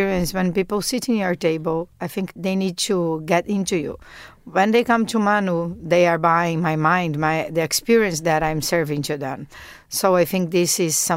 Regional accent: South Region, Brazil; I come from South Brazil, and South Brazil is a lot of seafood

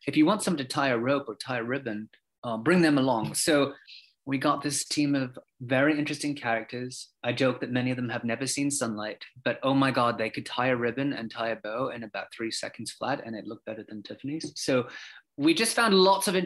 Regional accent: Australia; also born or lived in London; now in United States; I'm originally from Australia, even though I lived in London for bits before I moved here.

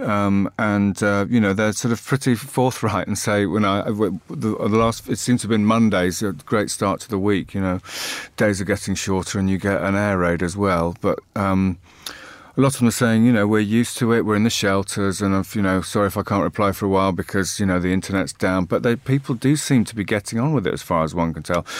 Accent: United Kingdom; speaking as a Brit

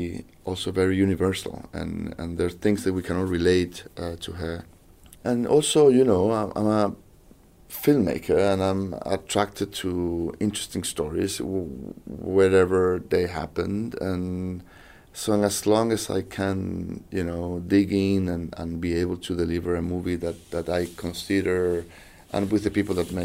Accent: Chile; English is a second language; I'm from South America, from Chile, so there's nothing that could be further away from my reality and my culture and education than the royal family

